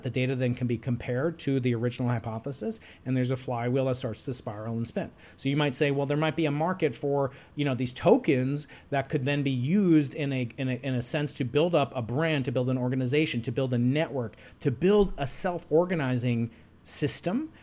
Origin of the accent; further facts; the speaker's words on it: New York, United States; I'm a New Yorker.